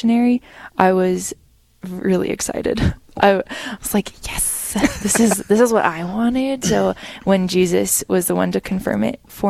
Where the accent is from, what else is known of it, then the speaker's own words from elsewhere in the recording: Killdeer, North Dakota, United States; I grew up in or around Killdeer, North Dakota, on a farm with a really big family